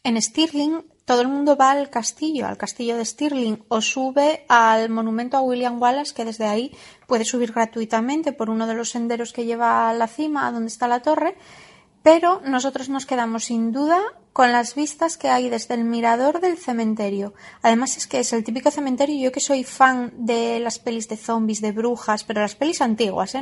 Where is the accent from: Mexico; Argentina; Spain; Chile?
Spain; Asturias; accent: Asturian; soy de Asturias, soy asturiana. El acento me va a delatar en algún momento